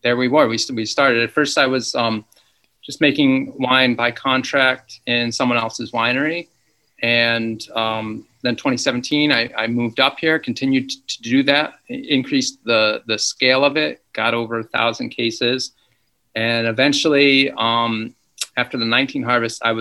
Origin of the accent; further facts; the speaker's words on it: Ithaca, Finger Lakes, New York, United States; I'm from the Finger Lakes. I grew up outside of Ithaca